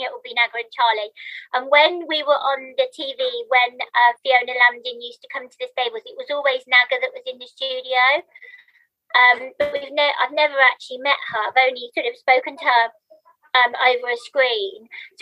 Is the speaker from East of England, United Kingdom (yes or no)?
no; Birmingham, West Midlands, United Kingdom; accent: Birmingham; moved away as an adult; now in London, United Kingdom; I used to live in Birmingham, which won't come as a surprise from my accent.